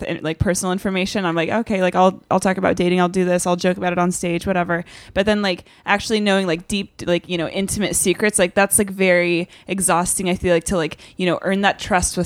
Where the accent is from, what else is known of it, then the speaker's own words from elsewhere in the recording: Charlotte, North Carolina, United States; I grew up in Charlotte for the most part.